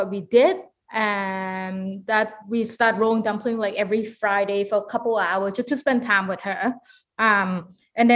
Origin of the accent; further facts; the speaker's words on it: Victoria, British Columbia, Canada; I grew up in Victoria